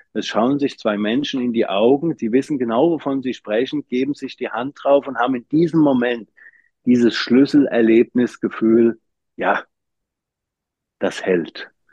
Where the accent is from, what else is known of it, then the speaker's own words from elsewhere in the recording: Wiesbaden, Hesse, Germany; also born or lived in Frankfurt am Main / Schönfeld near Dresden / Leipzig / Darmstadt; ich bin in Frankfurt Frankfurt am Main geboren, da die äh, erste Klasse noch mitgenommen. Dann sind wir zwischen Frankfurt und Wiesbaden gezogen